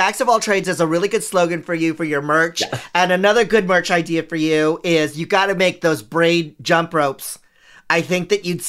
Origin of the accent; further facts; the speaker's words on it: San Francisco, California, United States; Growing up in San Francisco